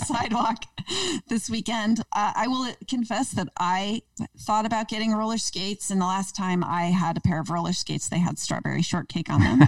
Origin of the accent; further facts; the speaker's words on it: East Coast, United States; now in Portland, United States; I grew up in the East Coast